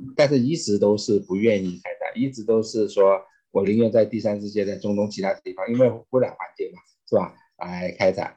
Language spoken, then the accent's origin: Chinese; China; moved away as an adult; now in United States; 我是中国出生长大啊